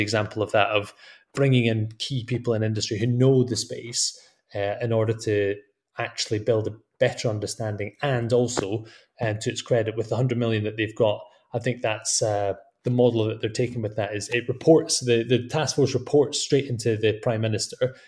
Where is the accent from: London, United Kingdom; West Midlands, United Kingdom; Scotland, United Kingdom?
Scotland, United Kingdom; my home country of Scotland